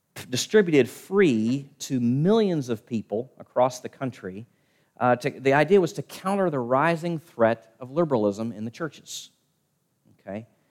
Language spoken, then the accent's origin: English; Richmond, Virginia, United States; my hometown, Richmond, Virginia